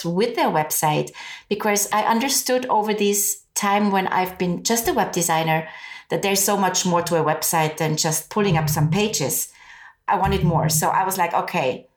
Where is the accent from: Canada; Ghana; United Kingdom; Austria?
Austria; moved away; I'm originally from Austria. I speak German.